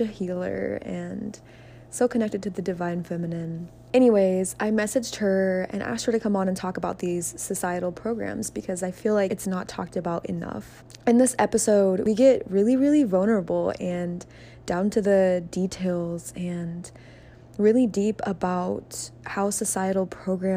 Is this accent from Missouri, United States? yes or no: yes; Kansas City, Missouri, United States; moved away; I am coming at you from a beautiful Airbnb in Kansas City, Missouri, my hometown